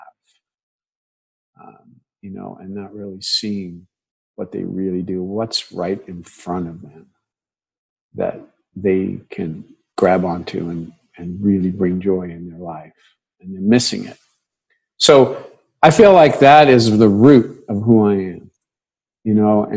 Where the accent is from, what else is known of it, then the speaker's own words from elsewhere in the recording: New York City, New York, United States; I grew up in New York City